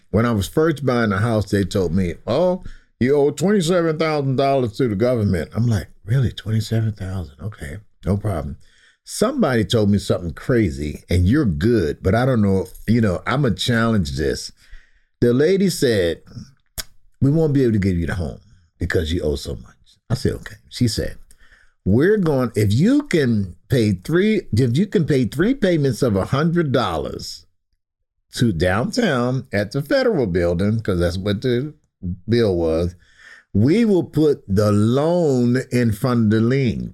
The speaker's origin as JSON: {"language": "English", "town": "Baltimore", "region": "Maryland", "country": "United States", "tie": "born or raised there", "said": "I'm born and raised in West Baltimore"}